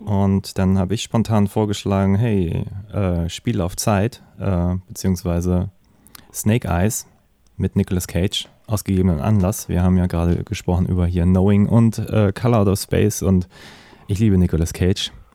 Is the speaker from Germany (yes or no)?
yes; Hamburg, Germany